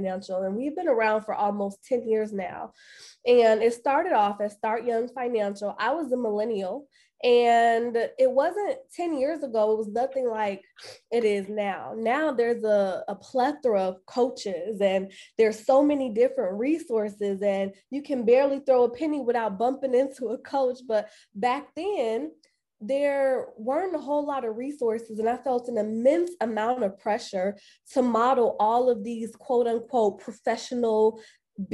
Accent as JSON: {"language": "English", "town": "Chicago", "region": "Illinois", "country": "United States", "tie": "born or raised there", "said": "I am born and raised on the south side of Chicago"}